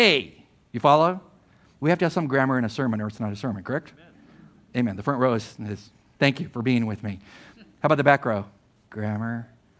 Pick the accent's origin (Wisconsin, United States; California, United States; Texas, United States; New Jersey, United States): California, United States; Imperial Valley, Southern; where I grew up in Southern California, on the border between Mexico and the United States and the Imperial Valley